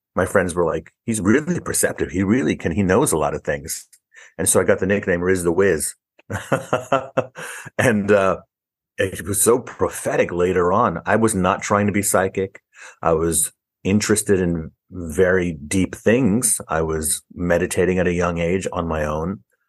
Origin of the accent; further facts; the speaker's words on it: New York City, New York, United States; also born or lived in Harlem, New York City; I was born in Harlem in New York City and raised in the Bronx in New York City.